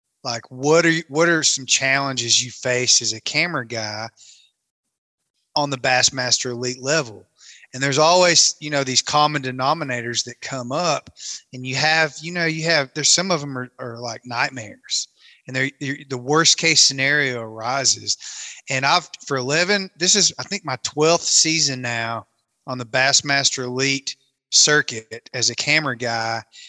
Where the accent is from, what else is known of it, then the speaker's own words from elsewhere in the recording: Tennessee, United States; moved away as an adult; also born or lived in Kentucky Lake / Monteagle, Tennessee; now in Colorado, United States; I grew up in Tennessee, live in Colorado and have for a long time, but I grew up on Kentucky Lake, but I went to high school in Southeast Tennessee